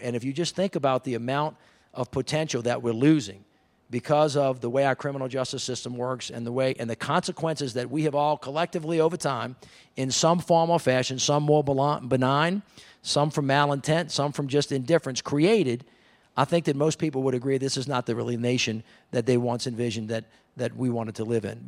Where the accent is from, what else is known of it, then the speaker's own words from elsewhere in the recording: the South, United States; I'm from the South.